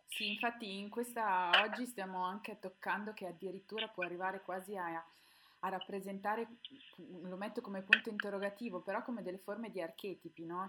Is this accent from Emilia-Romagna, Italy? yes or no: no; Milan, Lombardy, Italy; io sono milanese